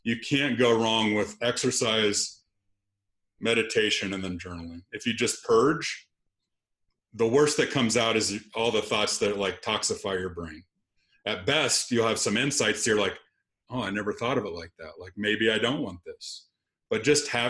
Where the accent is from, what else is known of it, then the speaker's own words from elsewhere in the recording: Lexington, Nebraska, United States; moved away as an adult; I was going to be back in my hometown working at my dad's store, and then I would be the heir apparent to a rental store in Lexington, Nebraska